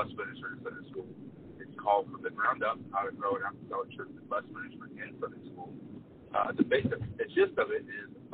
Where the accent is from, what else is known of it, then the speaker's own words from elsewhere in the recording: Chalmette, Louisiana, United States; I'm from Chalmette, Louisiana, suburb of New Orleans.